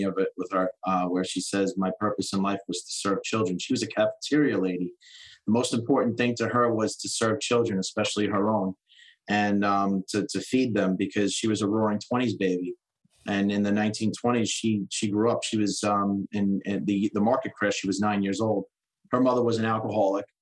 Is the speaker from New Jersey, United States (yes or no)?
yes; New Jersey, United States; I was born in New Jersey